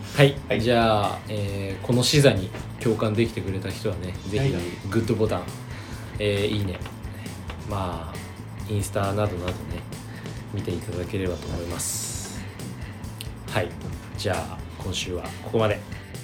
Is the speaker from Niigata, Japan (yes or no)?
yes; Niigata, Japan; moved away; 新潟に帰ってまでフルリモートをやるようななんかバリバリチャキチャキ系の企業に勤めたくない